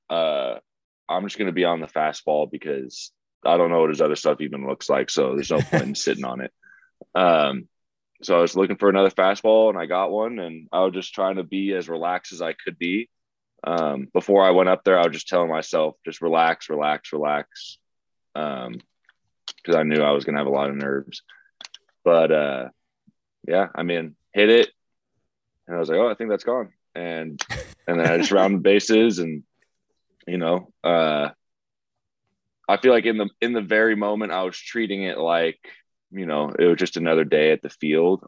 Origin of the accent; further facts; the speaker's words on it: the Bay Area, California, United States; I'm from the Bay